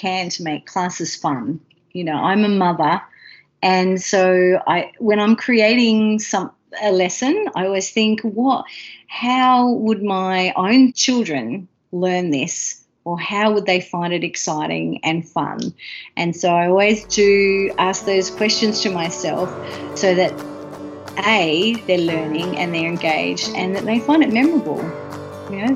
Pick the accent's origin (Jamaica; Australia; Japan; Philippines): Australia; Melbourne, Victoria; moved away as an adult; also born or lived in London / Queensland / Thursday Island / Gympie; now in Nanjing, China; I'm originally from Melbourne